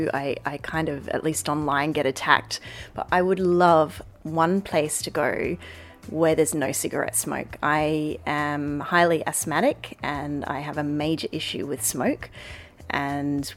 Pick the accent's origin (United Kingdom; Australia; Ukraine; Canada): Australia; now in The Hague, Netherlands; where I grew up in Australia